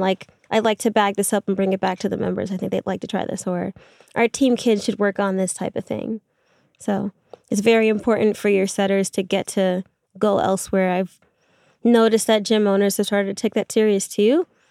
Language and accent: English; New York, United States; being from New York